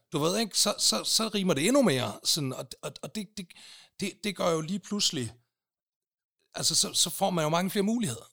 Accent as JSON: {"language": "Danish", "town": "Aalborg", "region": "North Denmark Region", "country": "Denmark", "accent": "Aalborg dialect", "moved": "as an adult", "lives_now": "Copenhagen, Denmark", "said": "Jeg er fra fucking Aalborg, og det bliver jeg ved med at være"}